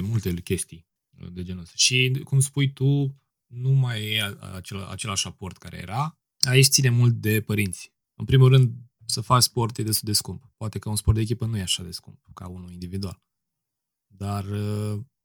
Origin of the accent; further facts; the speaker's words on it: Piatra Neamț, Neamț County, Romania; now in Bucharest, Romania; Sunt din Piatra Neamț, locuiesc la București acum